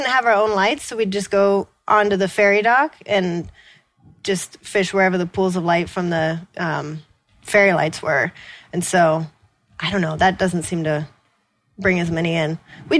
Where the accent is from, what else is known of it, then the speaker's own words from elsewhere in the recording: Washington, United States; We grew up doing that in the Puget Sound. It was a birthday party thing in my family.